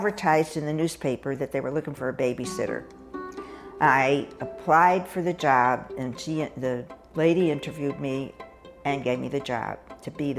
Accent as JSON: {"language": "English", "town": "Hartford", "region": "Connecticut", "country": "United States", "tie": "born or raised there", "moved": "as an adult", "said": "I grew up in Hartford, Connecticut, where I spent the first 18 years"}